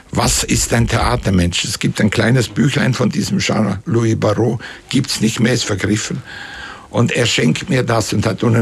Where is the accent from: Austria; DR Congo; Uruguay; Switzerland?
Switzerland; Kaltbrunn, St. Gallen; Und da gab es damals in, der, in, dem Dorf, wo ich aufgewachsen bin, Kaltbrunn hat das geheißen. Heißt heute noch.